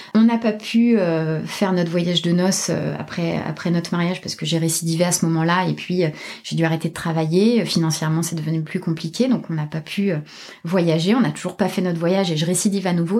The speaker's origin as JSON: {"language": "French", "town": "Toulouse", "region": "Occitania", "country": "France", "moved": "yes", "said": "je suis toulousaine"}